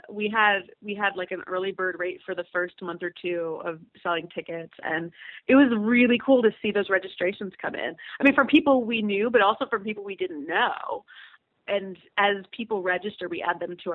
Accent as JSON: {"language": "English", "town": "Cleveland", "region": "Ohio", "country": "United States", "tie": "born or raised there", "also_born_or_lived": "Germany / upstate New York / Pittsburgh", "lives_now": "Cincinnati, United States"}